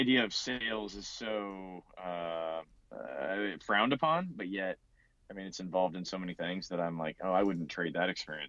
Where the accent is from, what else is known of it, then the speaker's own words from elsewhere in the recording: Kansas, United States; I grew up in a small town in Kansas.